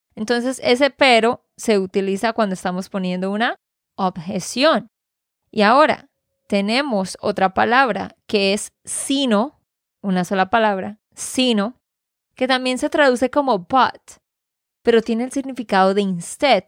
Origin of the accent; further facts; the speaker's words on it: Santander, Colombia; de Santander, Colombia